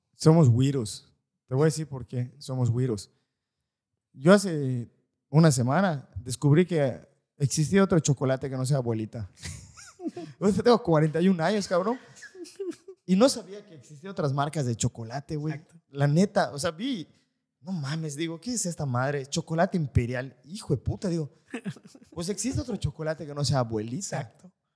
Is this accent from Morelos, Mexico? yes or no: no; Valladolid, Yucatán, Mexico; los que somos de Valladolid